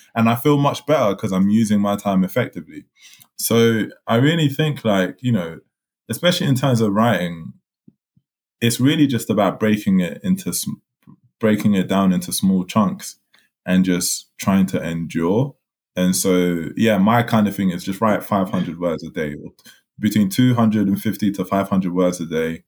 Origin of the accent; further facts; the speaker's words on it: London, United Kingdom; also born or lived in Congo; I'm a black Londoner.